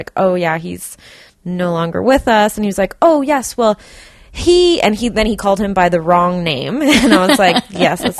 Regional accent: Burnaby, British Columbia, Canada; I grew up in Burnaby also

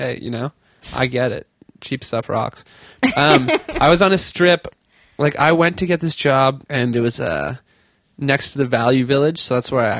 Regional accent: Tantallon, Nova Scotia, Canada; So I'm from Nova Scotia. I lived in part of Nova Scotia called Tantallon, Hubly, St. Margaret's Bay area, towards Peggy's Cove for you listeners who look at postcards.

